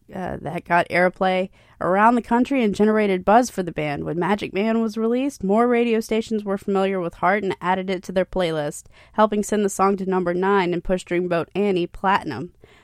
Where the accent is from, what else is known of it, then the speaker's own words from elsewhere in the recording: Hilton Head Island, South Carolina, United States; also born or lived in Bluffton, South Carolina; growing up on Hilton Head